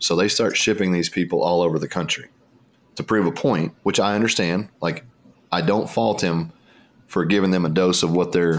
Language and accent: English; United States; I was one of the only white Americans on the plane.